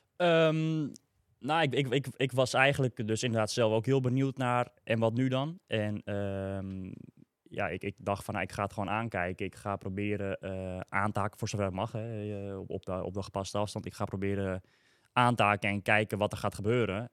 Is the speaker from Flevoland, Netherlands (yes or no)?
yes; Almere, Flevoland, Netherlands; ik uit Almere kwam